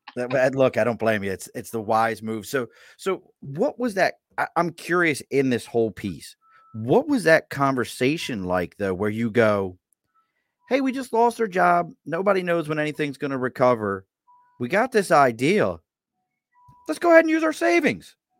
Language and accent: English; Baltimore, Maryland, United States; moved away as an adult; now in Albany, United States; I grew up in Baltimore.